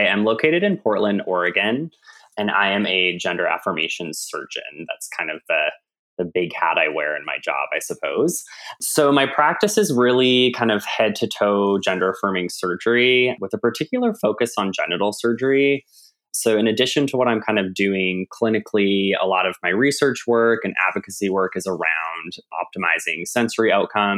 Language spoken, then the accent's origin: English; Canada; accent: Canadian; now in United States; I'm from Canada, now in the United States.